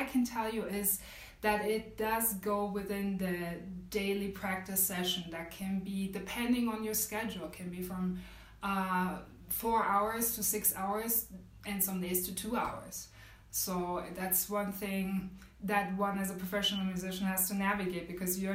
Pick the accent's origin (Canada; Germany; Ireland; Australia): Germany; I grew up in Germany, so I have a very unique perspective on this, coupled with my experiences as a woman of color growing up in Germany